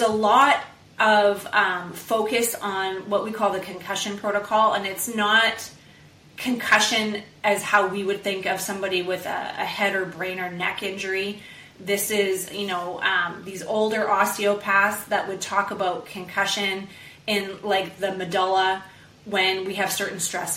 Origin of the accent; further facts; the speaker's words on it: Canada; I'm from Canada